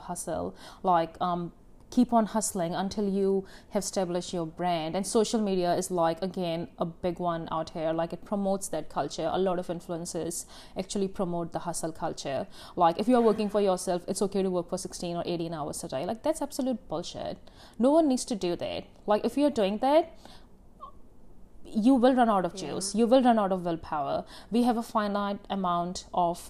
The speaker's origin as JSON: {"language": "English", "country": "India", "tie": "born or raised there", "moved": "yes", "said": "growing up in India, you know, like how, like in my culture, it's like family business."}